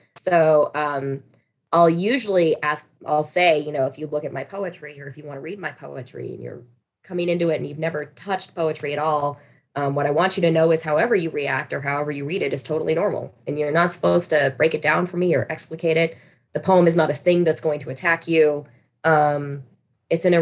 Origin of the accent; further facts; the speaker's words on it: Reno, Nevada, United States; I'm from Reno, Nevada